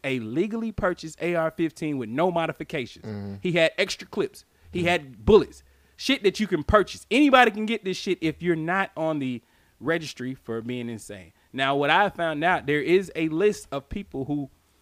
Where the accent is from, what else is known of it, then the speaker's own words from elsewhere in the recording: United States; as an American